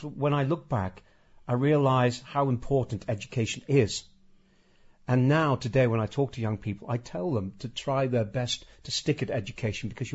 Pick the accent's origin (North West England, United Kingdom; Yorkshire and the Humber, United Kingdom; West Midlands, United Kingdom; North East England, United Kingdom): North West England, United Kingdom; Birkenhead; I grew up in Rock Ferry